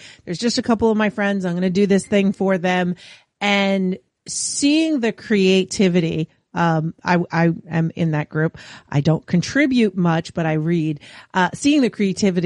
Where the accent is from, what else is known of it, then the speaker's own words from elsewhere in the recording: New York, United States; I'm from New York